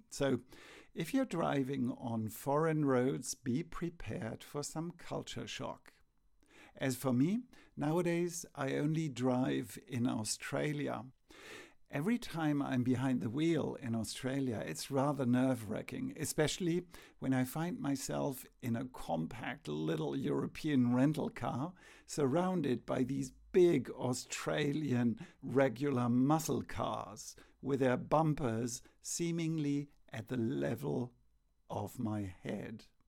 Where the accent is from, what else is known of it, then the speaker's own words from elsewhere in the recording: Germany; we are from Germany, a country renowned for its love of cars